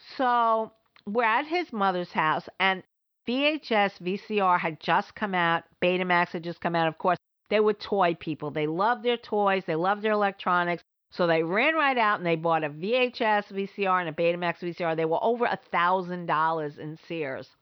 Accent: New York City, New York, United States; moved away; also born or lived in Providence, Rhode Island; I grew up in the Bronx

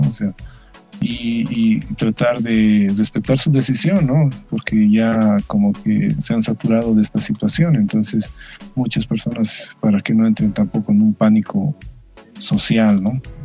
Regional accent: Bolivia; nos hemos ido educando como sociedad boliviana

